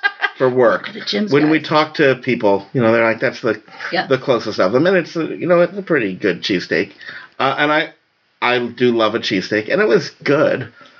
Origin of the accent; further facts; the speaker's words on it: New York, United States; moved away; I grew up in New York.